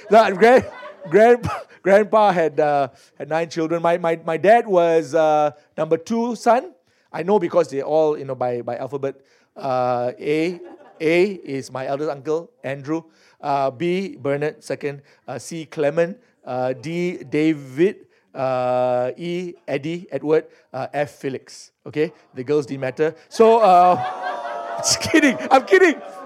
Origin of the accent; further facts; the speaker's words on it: Singapore; I was born in Singapore, as some of you heard. So I'm Singaporean by birth.